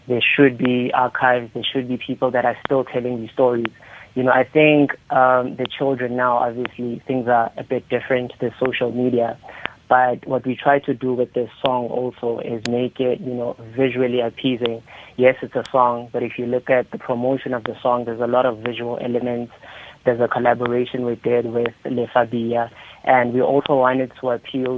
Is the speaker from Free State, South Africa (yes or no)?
yes; border of Lesotho, Free State, South Africa; also born or lived in Thabong, Free State, South Africa; I was born in Thabong in South Africa. That's a small town in the Free State. But I grew up on the border of Lesotho